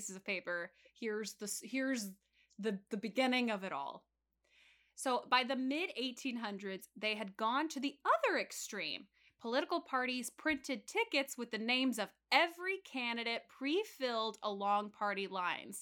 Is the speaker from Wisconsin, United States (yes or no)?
no; Baton Rouge, Louisiana, United States; I was born in Baton Rouge